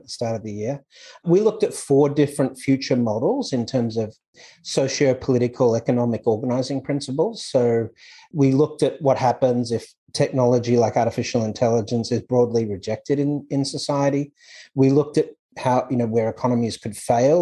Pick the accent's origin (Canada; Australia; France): Australia; moved away as an adult; also born or lived in Hong Kong / Dubai, United Arab Emirates / United States; now in Thailand; I was born in Australia, obviously, but I left Australia in 99